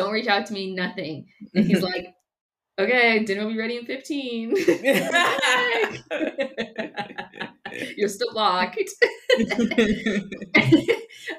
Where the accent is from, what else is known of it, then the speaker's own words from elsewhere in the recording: California, United States; I'm from California